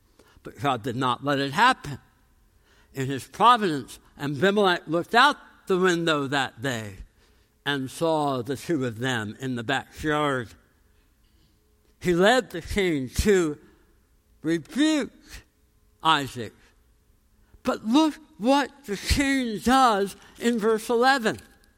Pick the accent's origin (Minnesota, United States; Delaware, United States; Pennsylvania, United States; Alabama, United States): Pennsylvania, United States; Philadelphia; I come from Philadelphia.